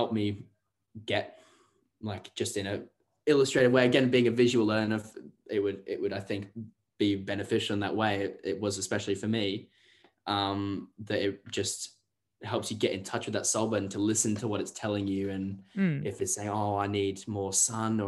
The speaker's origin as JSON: {"language": "English", "region": "England", "country": "United Kingdom", "said": "it's strange being English as well"}